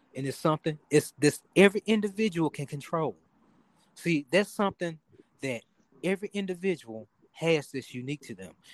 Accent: Memphis, Tennessee, United States; now in Dallas, United States; I'm from Memphis, and and you know, I'm I live in Dallas and I have to hear about my hometown every day

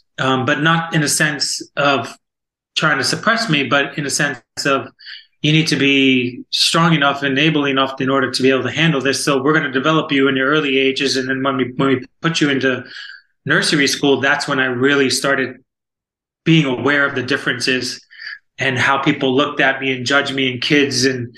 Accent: Florida, United States; also born or lived in New York / Virginia Beach; I'm from Florida, originally from New York, well, born in Virginia Beach

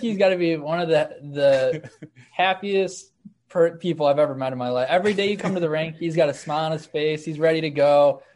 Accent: Amherst, New York, United States; a team called the Amherst Knights, which is like my hometown team

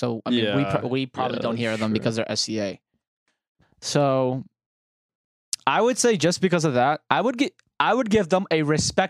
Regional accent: United Kingdom; I feel like as a Brit

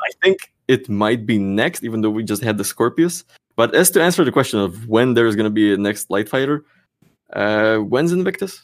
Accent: Slovakia; now in Czech Republic; I'm from Slovakia, which is two hours drive over the border

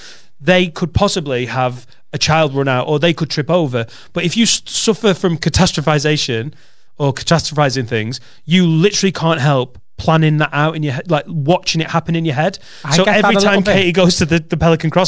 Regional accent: Penwortham, North West England, United Kingdom; I'm from Penwitham in Preston

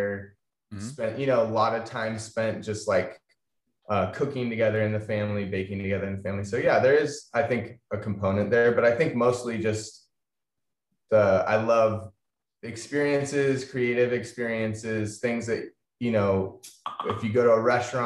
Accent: Atascadero, California, United States; also born or lived in Bishop, California / Washington / Los Angeles; I grew up in Atascadero

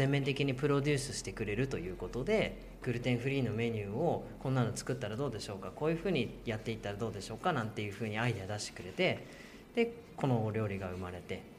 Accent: Shibetsu, Hokkaido, Japan; 僕の出身が侍士別というふうに呼ばれる士別市

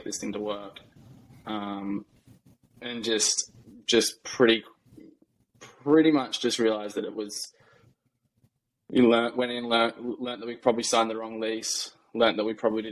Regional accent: Australia; moved away as an adult; also born or lived in New York; now in United States; where I grew up in Australia is a massive cafe culture.

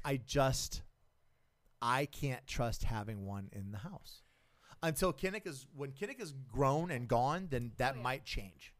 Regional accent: South Carolina, United States; moved away; I grew up in South Carolina

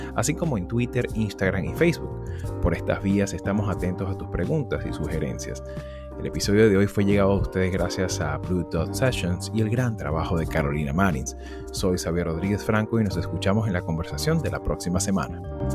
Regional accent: Venezuela; como venezolanos

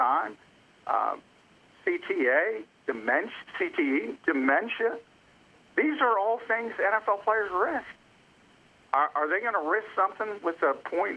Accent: New Jersey, United States; New Jersey, my home state

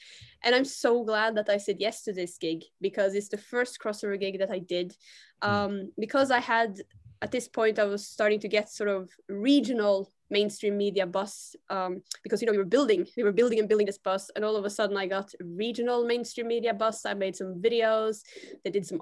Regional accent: Bergen, Vestland, Norway; I was born in Bergen in Norway

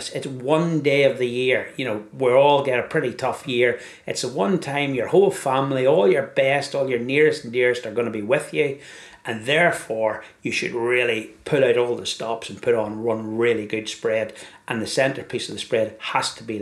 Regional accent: Ireland; Being an Irishman

